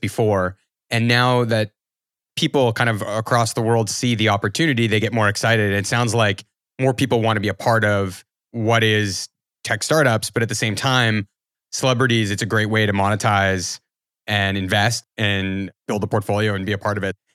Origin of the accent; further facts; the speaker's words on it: Canada; I'm Canadian